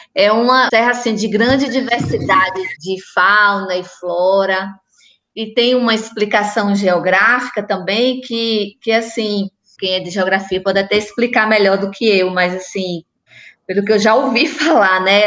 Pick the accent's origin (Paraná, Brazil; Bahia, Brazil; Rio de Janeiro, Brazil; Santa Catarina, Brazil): Bahia, Brazil; Antônio Gonçalves; now in Salvador, Brazil; eu moro aqui em Salvador faz muito tempo e eu sempre faço referência à minha cidade, eu falo, eu sou da Itinga